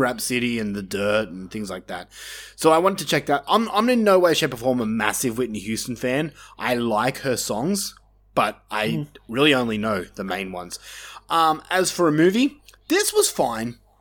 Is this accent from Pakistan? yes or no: no; Australia; we grew up in Australia, which is like backwoods compared to the rest of the world.